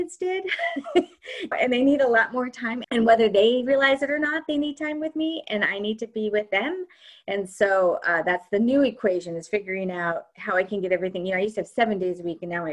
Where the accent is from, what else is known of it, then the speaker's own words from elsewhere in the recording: Kansas City, Missouri, United States; moved away as an adult; also born or lived in New York City; we moved from New York City back to Kansas City, where I'm from originally, and I have a lot of family here